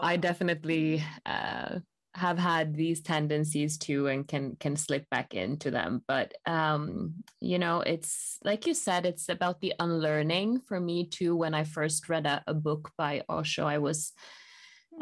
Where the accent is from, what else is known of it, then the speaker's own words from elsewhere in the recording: Bergen, Vestland, Norway; also born or lived in Rome, Italy; my hometown, Bergen.